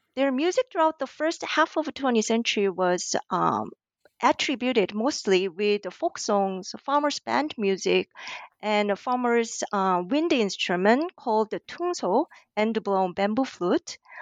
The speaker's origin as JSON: {"language": "English", "country": "South Korea", "tie": "born or raised there", "also_born_or_lived": "New York, United States / Hawaii, United States", "moved": "as an adult", "lives_now": "Auckland, New Zealand", "said": "I was born and raised in South Korea until I moved to the U S, um, as an inter-, national student"}